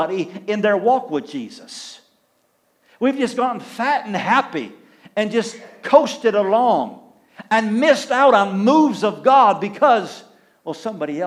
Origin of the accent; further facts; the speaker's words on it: Clio, Michigan, United States; I grew up in Clio